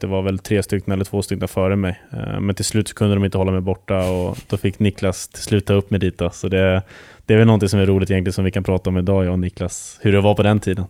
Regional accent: Huddinge, Stockholm County, Sweden; moved away as an adult; also born or lived in Västerås / Mora; jag var hemma i Huddinge första året

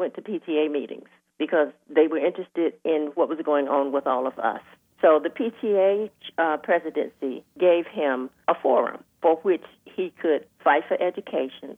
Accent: Northampton County, North Carolina, United States; moved away as an adult; now in Durham, United States; I grew up in Northampton County, North Carolina

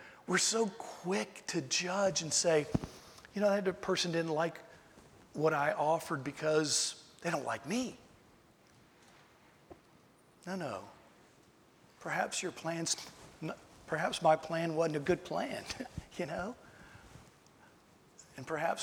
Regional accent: Tidewater, Virginia, United States; I'm from Virginia. I'm from Tidewater, Virginia. So we say good

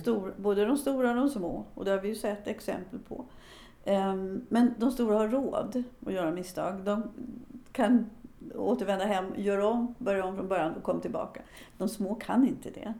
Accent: Sweden; moved away as an adult; now in United States; Jag föddes i Sverige, men nu har jag bott lika länge i U S A som jag har bott i Sverige

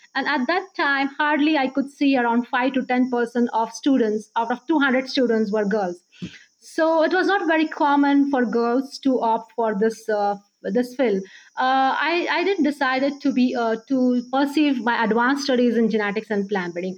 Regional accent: Baramati, Maharashtra, India; moved away as an adult; also born or lived in Pune / Rahuri; now in Hyderabad, India; I'm basically uh, from a small town, Baramati. Uh, it's in Pune district of Maharashtra state of India

